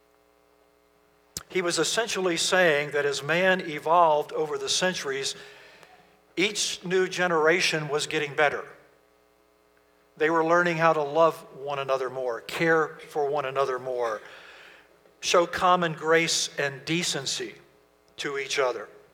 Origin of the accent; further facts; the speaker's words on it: Virginia, United States; moved away; We're from Virginia originally.